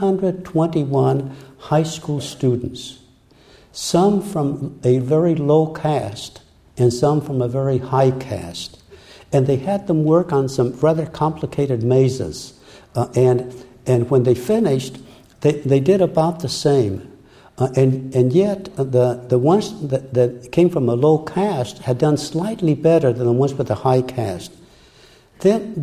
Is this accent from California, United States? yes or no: yes; Brea, California, United States; first language Spanish; English is a second language; I was born and raised in Brea. There were only a few Mexican families there, so we spoke only Spanish at home